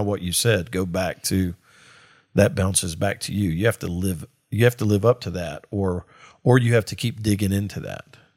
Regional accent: Mississippi, United States; I'm from Mississippi

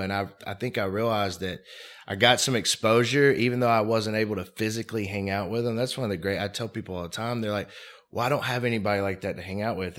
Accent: Mobile, Alabama, United States; I grew up in Mobile, Alabama

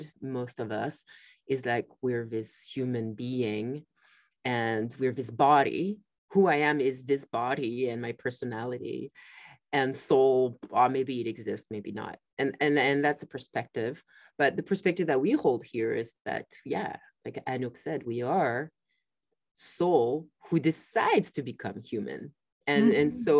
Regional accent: France; moved away; I grew up in France

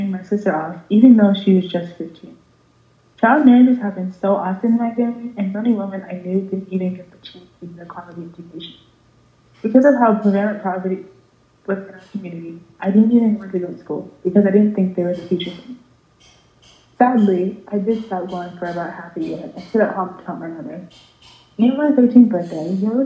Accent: South Sudan; moved away; I was born in South Sudan and lived there for about 2 years when I was 10.

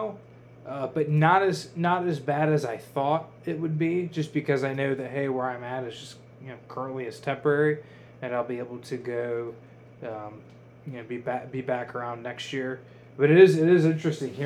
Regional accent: near Toledo, Ohio, United States; now in Raleigh, United States; me growing up near Toledo

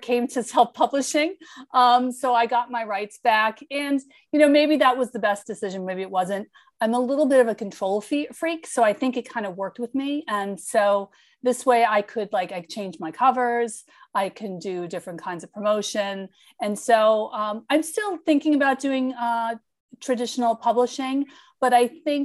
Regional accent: Long Island, New York, United States; also born or lived in Brooklyn; I'm from Long Island

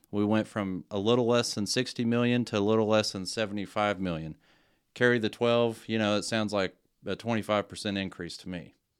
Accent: GISD area, Texas, United States; I'm a product of G H S. This is my hometown

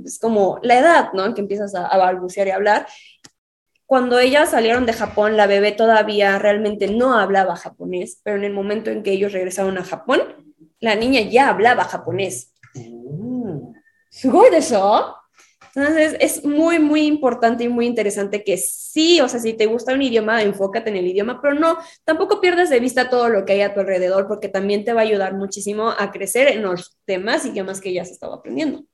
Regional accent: Mexico; soy de México

